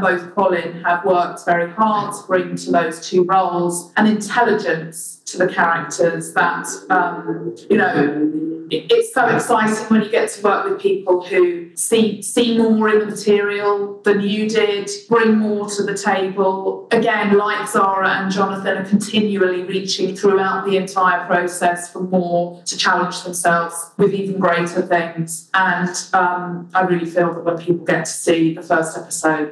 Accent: London, United Kingdom; as a Londoner born and bred here

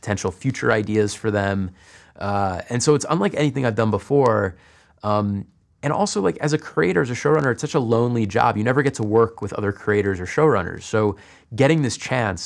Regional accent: United States; as an American writer

